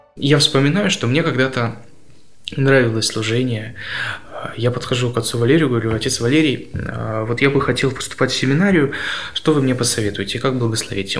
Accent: Kaliningrad Oblast, Russia; also born or lived in Petrozavodsk, Republic of Karelia; Мои родители военные, и вся моя жизнь развивалась в Калининградской области

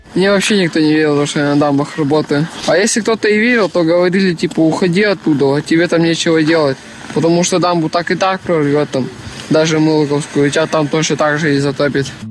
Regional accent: Komsomolsk-on-Amur, Khabarovsk Krai, Russia; мой родной город, где я вырос, где я жил все 14 лет свои

